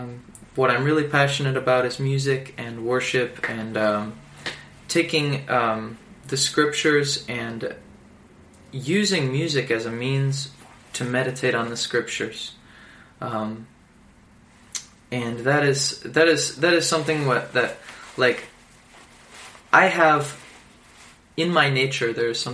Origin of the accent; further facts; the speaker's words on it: Michigan, United States; And I say, well, I'm from Michigan. Well, my dad doesn't really talk like this. And truth is, my accent is an amalgamation of places I've been and people that I've roomed